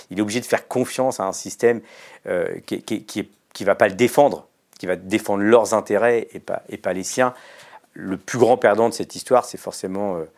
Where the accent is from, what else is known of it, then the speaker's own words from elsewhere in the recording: Mauritius; Non, je parle pas hindi, moi je parle mauricien. Mon père parlait télégou on parle Télégo, on vient de l'Andhra Pradesh.